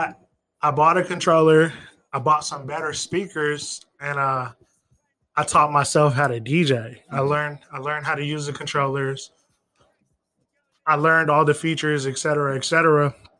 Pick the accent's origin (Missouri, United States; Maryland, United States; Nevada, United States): Nevada, United States; Las Vegas; also born or lived in Iowa; I'm from Las Vegas